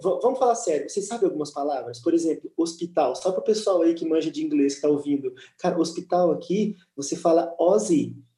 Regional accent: Brazil; moved away as an adult; now in Liverpool, United Kingdom; quando eu saí do Brasil, brother, eu deixei um emprego bom no Brasil

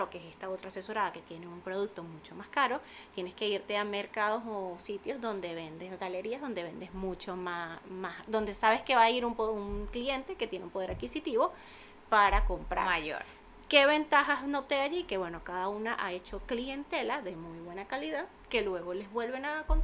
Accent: Venezuela; yo vengo con una idea de Venezuela, de los bazares

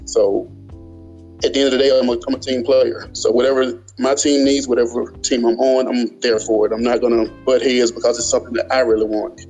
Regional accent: Birmingham, Alabama, United States; Birmingham, Alabama.

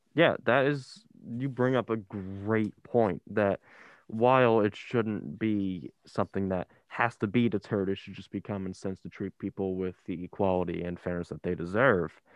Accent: Ocean County, New Jersey, United States; I come from Ocean County where it's one of the worst in the state

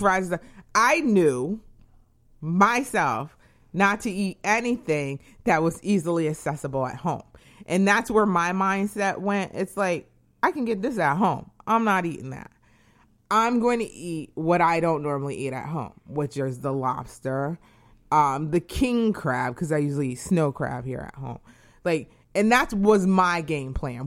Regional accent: New England, United States; moved away; I am from New England.

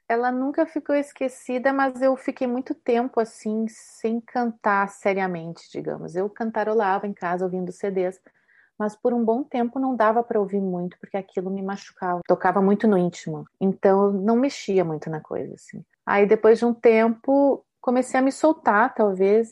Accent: Brazil; moved away as an adult; now in Italy; Quando eu saí do Brasil para estudar aqui na Itália, que eu vim para estudar o canto lírico

